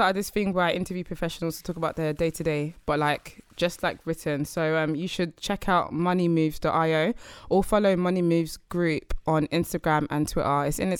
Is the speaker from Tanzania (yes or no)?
no; Nigeria; as a Nigerian